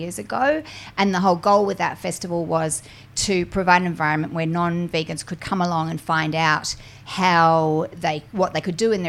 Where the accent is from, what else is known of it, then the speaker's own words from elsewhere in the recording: New Zealand; I'm from New Zealand